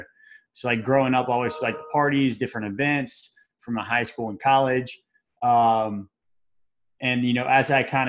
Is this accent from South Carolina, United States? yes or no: no; Baton Rouge, Louisiana, United States; moved away as an adult; also born or lived in Mississippi; now in Tampa, United States; I'm originally from Baton Rouge, Louisiana